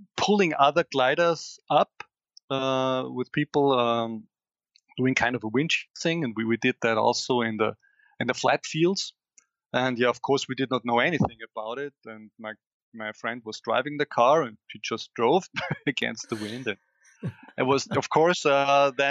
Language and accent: English; Styria, Austria; I live in Austria, in Styria, and we have a little hill. It's just 400 meters above my hometown.